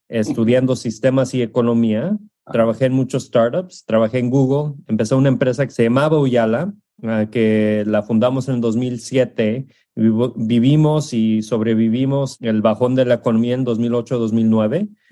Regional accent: California, United States; also born or lived in Juchitlán, Jalisco, Mexico; mi familia es de Jalisco, uh, de un pueblito que se llama Juchitlán. Yo nací en California, uh, viví entre los dos mundos hasta que tenía siete años

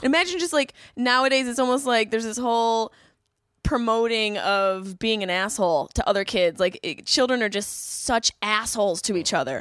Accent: Syracuse, New York, United States; moved away as an adult; also born or lived in Boston; I grew up in Syracuse, everyone's boozers in Syracuse

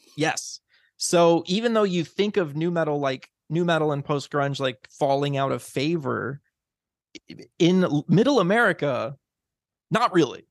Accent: Illinois, United States; I grew up in Illinois.

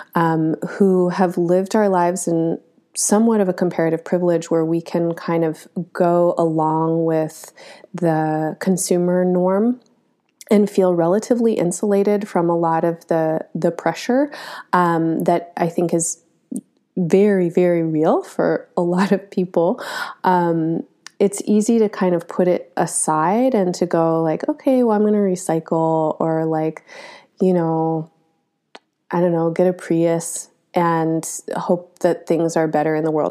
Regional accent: United States; as an American who is pretty typically American

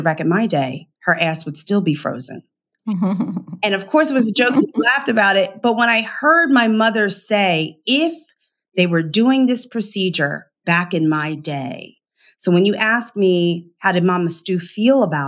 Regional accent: Philadelphia, Pennsylvania, United States; I'm from Philly

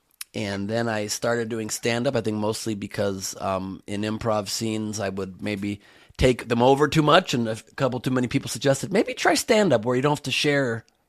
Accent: Los Angeles, California, United States; So I'm from LA, born and raised in this weird town.

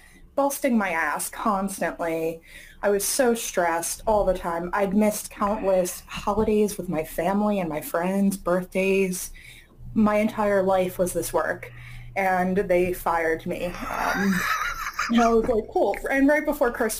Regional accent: Las Vegas, Nevada, United States; now in Philadelphia, United States; I'm actually from Las Vegas. So like shows and performances were a huge part of growing up

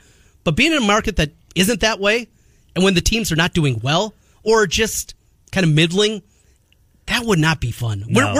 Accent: North Iowa, United States; moved away; where I grew up in North Iowa

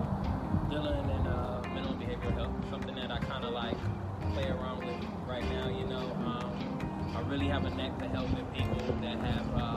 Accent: Detroit, Michigan, United States; also born or lived in Duluth, Minnesota; from Detroit, Michigan.

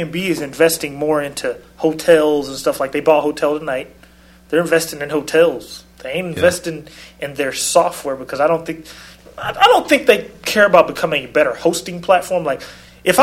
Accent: Portland, Oregon, United States; moved away; I'm not really from that part. I'm from Portland, which is the exact same thing

